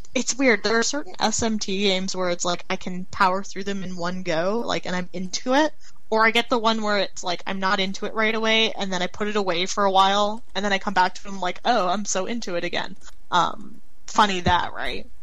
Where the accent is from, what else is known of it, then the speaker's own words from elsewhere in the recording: Canada; being Canadian myself